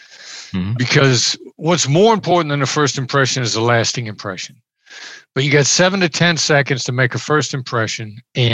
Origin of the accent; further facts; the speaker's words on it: Iowa, United States; I grew up in Iowa. I'm a small town Iowa boy. I know the accent doesn't sound like it, but I grew up in small Midwestern town.